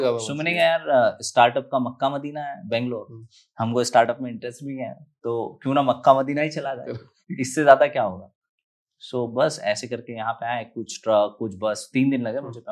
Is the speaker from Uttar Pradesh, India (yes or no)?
no; Madhya Pradesh, India; moved away; बचपन में मैं गांव में तो पला बड़ा फिर एजुकेशन मेरा जो हुआ वो हिंदी मीडियम से ट्वेल्थ तक ही पास आउट हूँ मैं